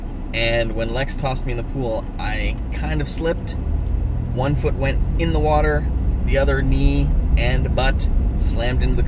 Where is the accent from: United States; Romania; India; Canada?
Canada; We're Canadian filmmakers